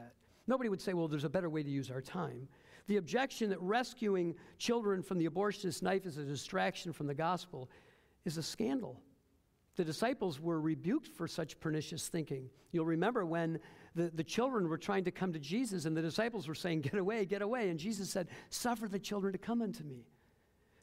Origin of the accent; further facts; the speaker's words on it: Detroit, Michigan, United States; moved away as an adult; also born or lived in Fort Wayne, Indiana; Detroit, my hometown